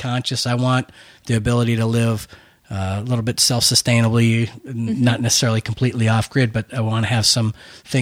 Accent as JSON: {"language": "English", "town": "Buffalo", "region": "New York", "country": "United States", "tie": "born or raised there", "also_born_or_lived": "Minot, North Dakota", "moved": "yes", "said": "growing up in Buffalo, we had a lot of snow"}